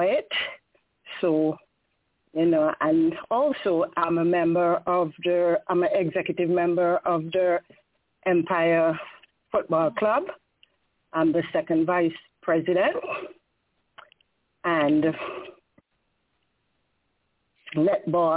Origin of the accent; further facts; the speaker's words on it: Saint George, Antigua & Barbuda; moved away; also born or lived in Grace Green, Antigua / United States; I'm from the Grace Green community, but I was raised in the St. George's community, which is Pickett's Village, that I migrated to the U.S.